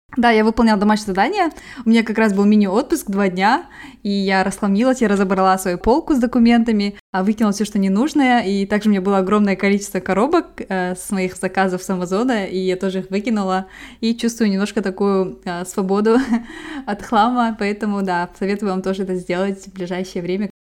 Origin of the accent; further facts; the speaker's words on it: Kazakhstan; я казашка